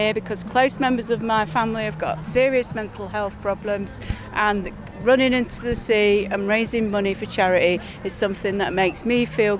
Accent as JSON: {"language": "English", "region": "Yorkshire and the Humber", "country": "United Kingdom", "also_born_or_lived": "Doncaster", "said": "We're Yorkshire lasses and we live in Doncaster"}